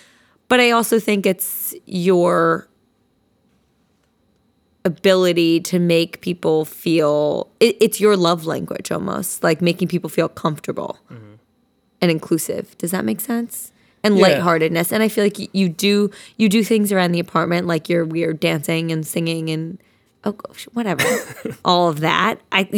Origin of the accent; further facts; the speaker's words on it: Princeton, New Jersey, United States; Basically, we are both from Princeton, New Jersey, and we went to elementary school together. Shout out Johnson Park.